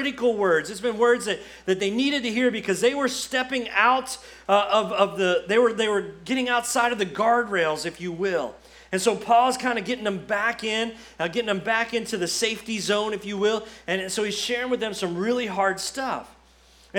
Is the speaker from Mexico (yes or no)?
no; Florida, United States; moved away as an adult; now in Kentucky, United States; we're from Florida